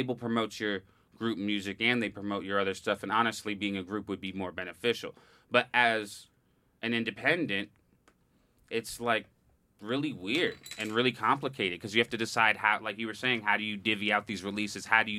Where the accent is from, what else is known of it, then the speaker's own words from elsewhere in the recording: New York, United States; I'm from New York